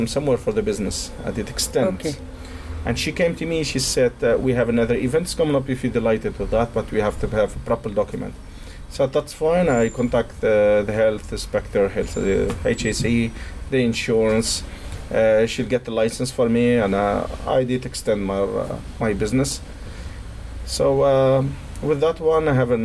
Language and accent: English; Tunisia; English is a second language; moved away as an adult; now in Cork, Ireland; I'm from Tunisia. I'm living here in Ireland nearly 19 years now